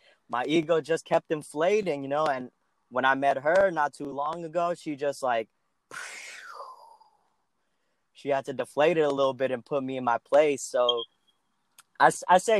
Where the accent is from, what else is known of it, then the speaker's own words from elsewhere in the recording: California, United States; growing up in California